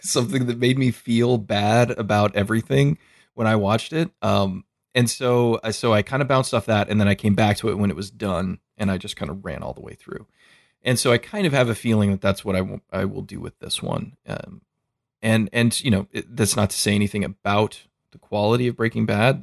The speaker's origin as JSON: {"language": "English", "country": "United States", "said": "I'm an American"}